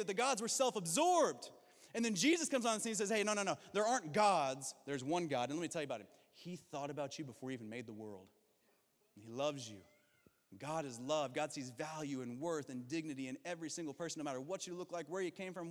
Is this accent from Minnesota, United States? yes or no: no; Kentucky, United States; I'm from Kentucky